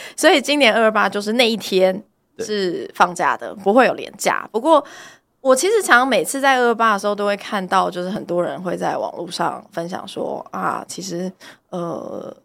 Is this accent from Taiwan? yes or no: yes; Tainan, Taiwan; 我是在台南成长的嘛